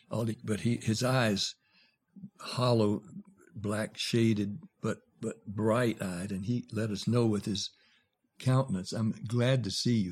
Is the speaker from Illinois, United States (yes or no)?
no; Nashville, Tennessee, United States; also born or lived in Jacksonville, Florida; I'm from Jacksonville, Florida. I was raised in Nashville